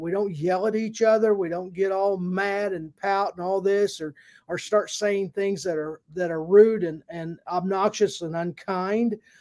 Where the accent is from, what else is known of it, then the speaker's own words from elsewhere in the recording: Indiana, United States; a Hoosier, uh, from, I'm from Indiana